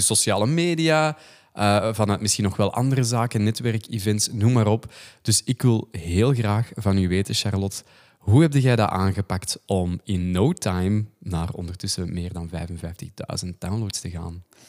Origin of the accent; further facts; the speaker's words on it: the Kempen, Flanders, Belgium; accent: Kempisch; wij zijn allebei van de Kempen eigenlijk